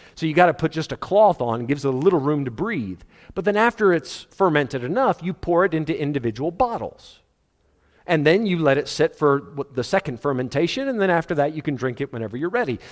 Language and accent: English; South Africa; Ek is 'n boerseun. Regte boerseun. Ek sal 'n boerseun wees my hele lewe.